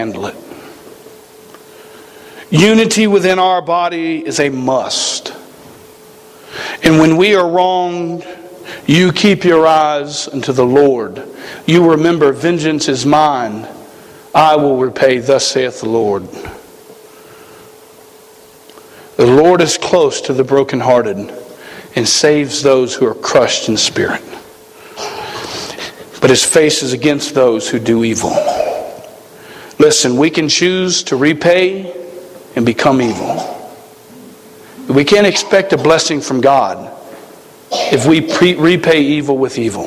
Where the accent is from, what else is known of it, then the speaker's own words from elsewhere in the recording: South Carolina, United States; moved away as an adult; now in Montana, United States; I come from South Carolina